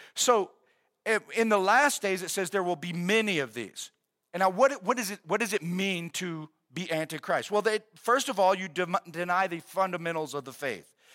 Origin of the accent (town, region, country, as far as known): United States